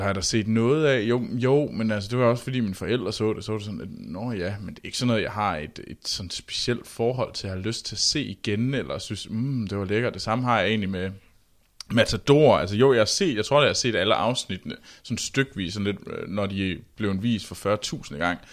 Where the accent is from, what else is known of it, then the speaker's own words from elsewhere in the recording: Denmark; vi små danskere